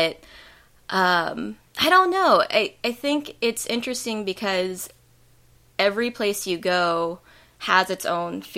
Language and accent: English; Lexington, Kentucky, United States; moved away as an adult; also born or lived in Vermont; I grew up in Lexington